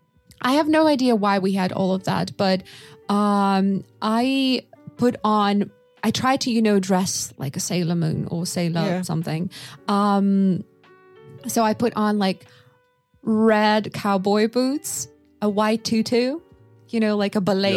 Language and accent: English; Russia; Nina and I, we were growing up in just different parts of Russia